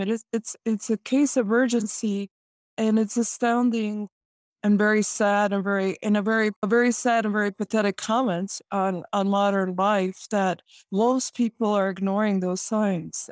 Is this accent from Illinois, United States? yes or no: yes; Chicago, Illinois, United States; I am born and raised in Chicago